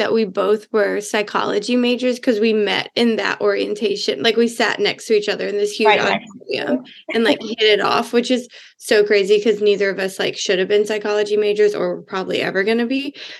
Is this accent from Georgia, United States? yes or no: yes; St. Simons Island, Georgia, United States; moved away as an adult; also born or lived in Athens, Georgia; now in Washington, D.C., United States; I grew up in St. Simons Island, Georgia